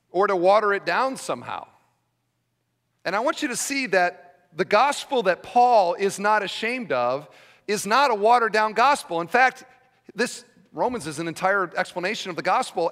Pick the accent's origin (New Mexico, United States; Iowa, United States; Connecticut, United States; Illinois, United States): Iowa, United States; I'm from Iowa